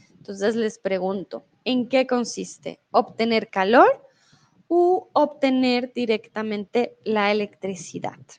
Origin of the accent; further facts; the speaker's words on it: Colombia; now in Mexico; soy de Colombia y en estos momentos estoy en México